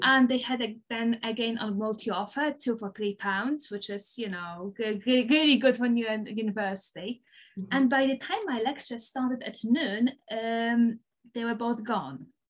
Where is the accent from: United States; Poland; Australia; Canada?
Poland; English is a second language; moved away as an adult; also born or lived in Aberdeen, Scotland; Poland, because that's where I'm from, as you can probably tell by the by the, by the funny accent.